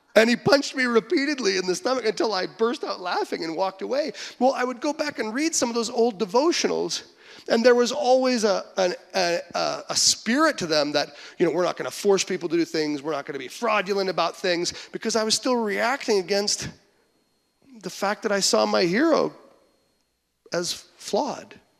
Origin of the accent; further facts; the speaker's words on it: Western Canada, Canada; moved away as an adult; now in Michigan, United States; growing up in Western Canada, there are no Christians there